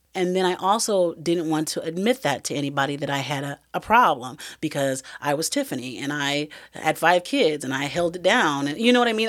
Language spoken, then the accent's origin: English; Iowa, United States; moved away as an adult; I knew that I had to move away from Iowa. That's my hometown